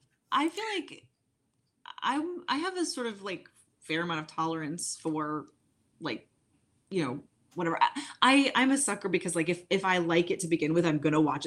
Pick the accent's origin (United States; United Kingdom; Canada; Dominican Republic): United Kingdom; England; Growing up in England, Enid Blyton is a children's author for both genders